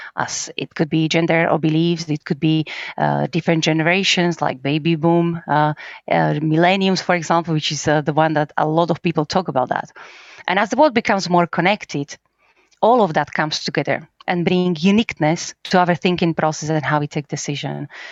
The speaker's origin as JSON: {"language": "English", "country": "Slovakia", "tie": "born or raised there", "second_language": "English", "moved": "yes", "lives_now": "Krakow, Poland", "said": "I'm from Slovakia. I actually was born very close to Polish border."}